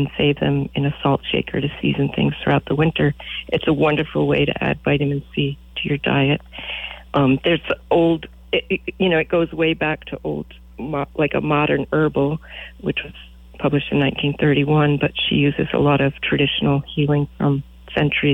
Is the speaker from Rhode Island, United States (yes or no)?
yes; Rhode Island, United States; now in Verdigris, Nebraska, United States; my hometown in Rhode Island and the library where I grew up